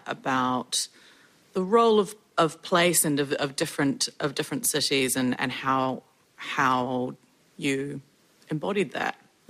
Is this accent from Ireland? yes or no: no; Auckland, New Zealand; I'm from Auckland